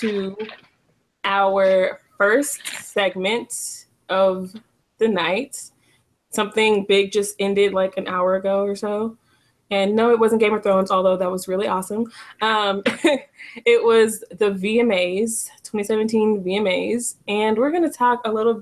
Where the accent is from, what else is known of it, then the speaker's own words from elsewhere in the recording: Dallas, Texas, United States; me from Texas, from Dallas, Texas